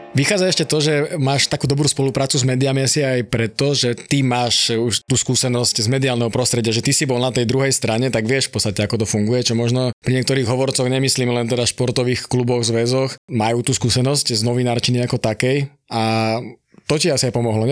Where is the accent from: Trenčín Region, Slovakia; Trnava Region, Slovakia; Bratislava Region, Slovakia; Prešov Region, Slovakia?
Bratislava Region, Slovakia; Bratislava; ja som teda z Ružinova, býval som v Bratislave, vtedy ešte u rodičov